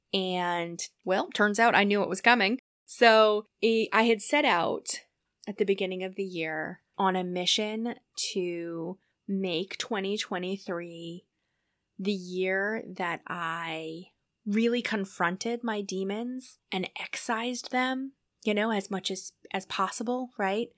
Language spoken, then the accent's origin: English; New Hampshire, United States; moved away as an adult; also born or lived in San Diego / Iowa / Minnesota; I ended up moving back to my home state of New Hampshire